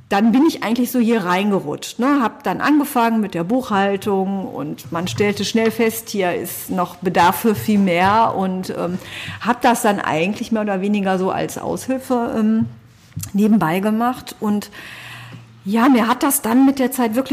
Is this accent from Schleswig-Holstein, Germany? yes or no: no; Essen, North Rhine-Westphalia, Germany; born there; now in Solingen, Germany; Ich bin verheiratet, bin gebürtige Essnerin und lebe aber auch schon seit 26 Jahren ähm, mindestens in Solingen und fühle mich einfach auch als Solingerin.